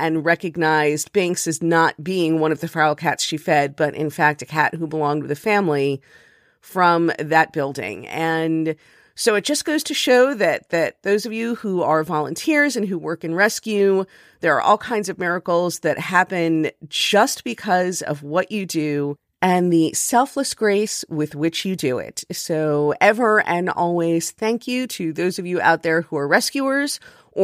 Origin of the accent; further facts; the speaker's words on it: Miami, Florida, United States; moved away; I'm from Miami